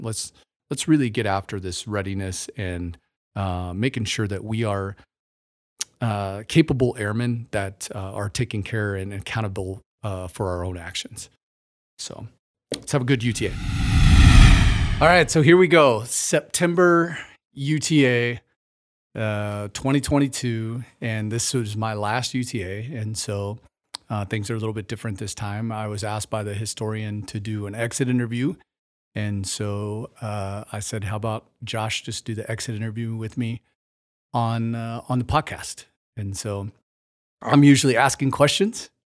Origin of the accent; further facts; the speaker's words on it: Warsaw, Missouri, United States; moved away as an adult; also born or lived in Las Vegas, Nevada; now in Kokomo, United States; I'm from the Ozarks in Missouri